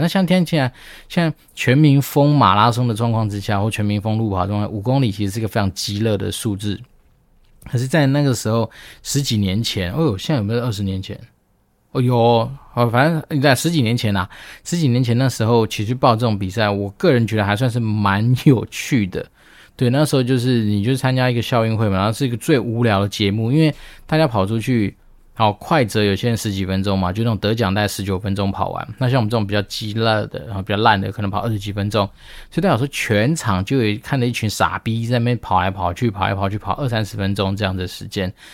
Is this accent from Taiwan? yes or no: yes; Taiwan; 身为一个台湾人